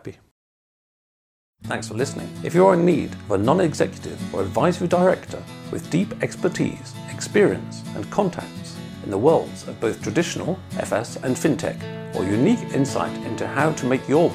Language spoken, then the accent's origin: English; England, United Kingdom; being English